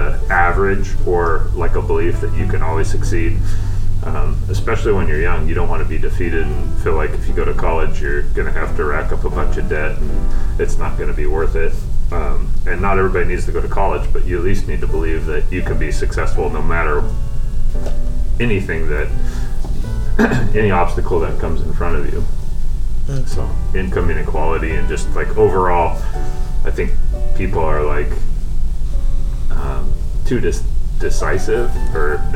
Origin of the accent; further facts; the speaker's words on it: Eastern Washington, United States; moved away as an adult; now in Sequim, United States; I grew up in Eastern Washington